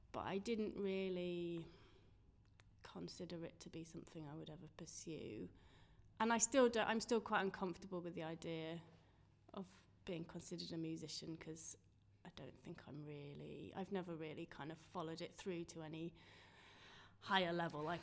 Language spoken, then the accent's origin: English; York, Yorkshire and the Humber, United Kingdom; moved away as an adult; also born or lived in London; now in Sheffield, United Kingdom; I'm from York originally.